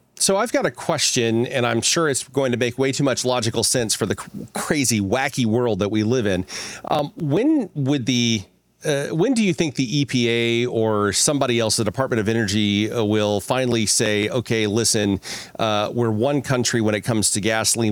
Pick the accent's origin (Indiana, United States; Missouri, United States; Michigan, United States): Missouri, United States; Ozark Mountains; I grew up in Missouri, right? So I, I actually grew up in the Ozark Mountains